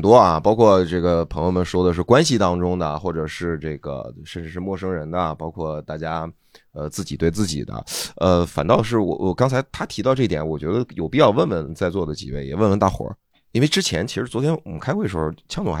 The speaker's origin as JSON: {"language": "Chinese", "region": "Northeast China", "country": "China", "accent": "Northeastern Mandarin", "said": "他是惊异，他是他是用我们东北话叫，"}